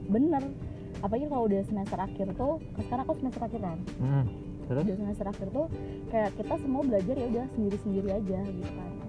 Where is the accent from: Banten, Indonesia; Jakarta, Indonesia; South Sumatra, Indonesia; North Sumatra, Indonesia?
Banten, Indonesia; Tangerang; ada konser lagi di Tangerang ya khususnya kota aku